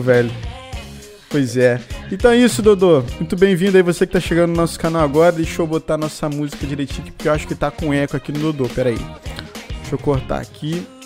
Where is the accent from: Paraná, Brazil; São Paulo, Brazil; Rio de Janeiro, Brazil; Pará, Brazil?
Rio de Janeiro, Brazil; moved away as an adult; also born or lived in Espírito Santo; now in Ireland; Eu, a gente é no Rio de Janeiro, mas a gente morou lá no Espírito Santo muito tempo